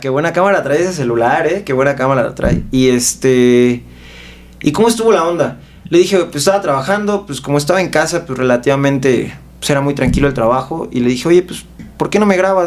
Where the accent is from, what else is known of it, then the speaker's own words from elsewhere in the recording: Mexico City, Mexico; yo soy de aquí de la Ciudad de México